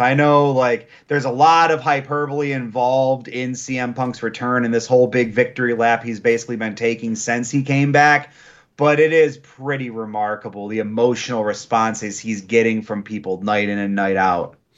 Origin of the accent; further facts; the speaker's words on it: Michigan, United States; a native Michigander